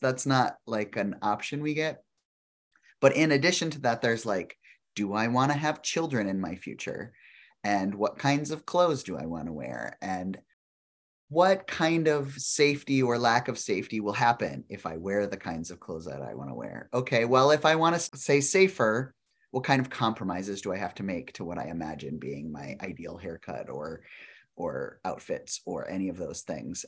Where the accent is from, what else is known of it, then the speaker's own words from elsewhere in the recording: South Dakota, United States; I grew up in South Dakota